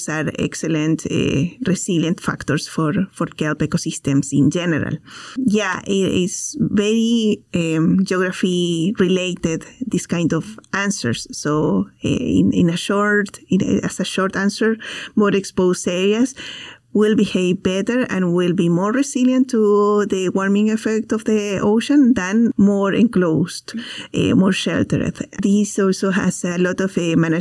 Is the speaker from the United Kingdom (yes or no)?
no; Chile; moved away; I am also from Chile